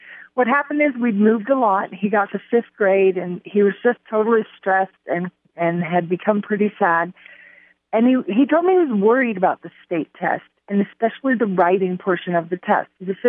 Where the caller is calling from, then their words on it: Colorado, United States; I am calling from Colorado